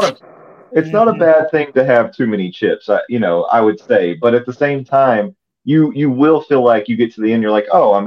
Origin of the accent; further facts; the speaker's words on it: the South, United States; growing up in the South